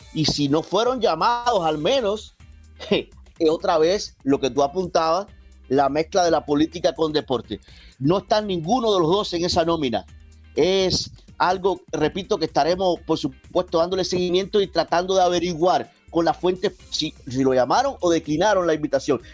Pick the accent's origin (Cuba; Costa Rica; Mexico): Cuba; yo soy cubano